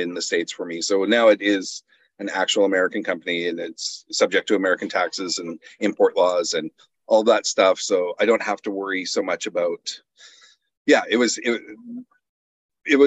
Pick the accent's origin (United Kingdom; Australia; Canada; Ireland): Canada; I'm Canadian